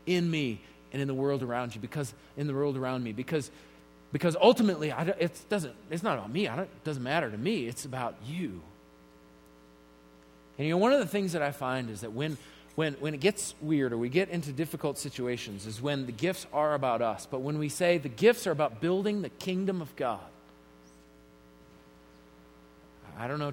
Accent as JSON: {"language": "English", "town": "Colorado Springs", "region": "Colorado", "country": "United States", "tie": "born or raised there", "said": "I grew up here in Colorado Springs"}